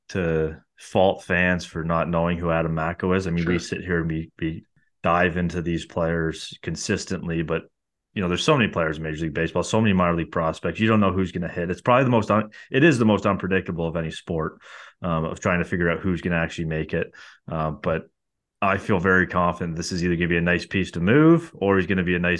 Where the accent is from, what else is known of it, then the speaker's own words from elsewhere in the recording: Canada; Um, and obviously being Canadian, I'll, I'm all for it.